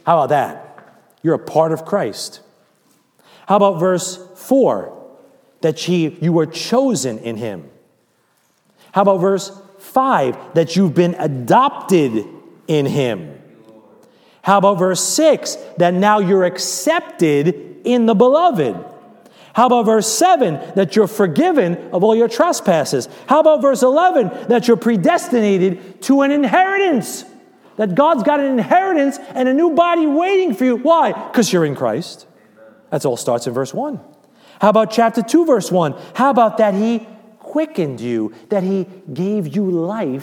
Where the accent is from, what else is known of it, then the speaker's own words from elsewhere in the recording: United States; I'm American